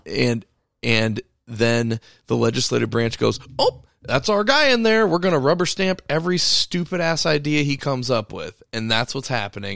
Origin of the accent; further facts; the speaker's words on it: United States; us as the American people